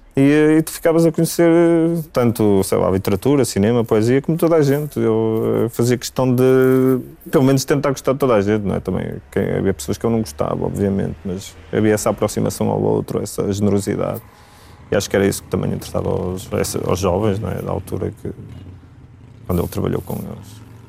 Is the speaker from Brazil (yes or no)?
no; Braga, Norte, Portugal; now in Lisbon, Portugal; eu sou natural de Braga